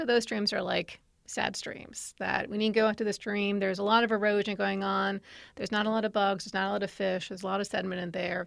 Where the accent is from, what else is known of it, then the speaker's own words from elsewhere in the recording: New York, United States; moved away as an adult; now in Virginia, United States; I'm from New York